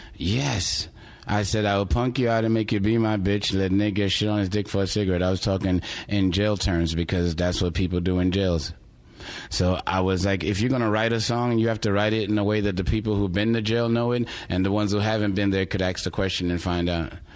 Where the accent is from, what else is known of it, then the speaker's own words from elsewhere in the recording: New York City, New York, United States; moved away; also born or lived in Houston; grow up around it like I did in Brooklyn